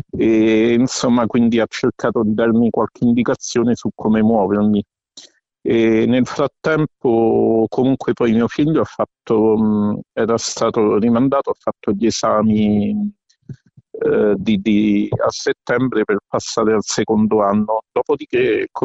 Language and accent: Italian; Rome, Lazio, Italy; mh, mm, sono di Roma, eh, sono anche il eh, coordinatore regionale Lazio